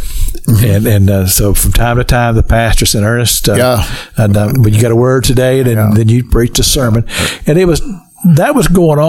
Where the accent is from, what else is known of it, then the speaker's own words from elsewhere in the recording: Kentucky, United States; Well, I grew up in Kentucky.